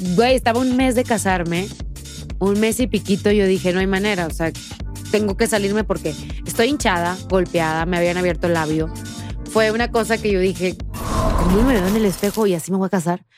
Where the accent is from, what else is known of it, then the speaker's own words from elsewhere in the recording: Tamaulipas, Mexico; moved away as an adult; me fui de Tamaulipas. O sea, hace siete años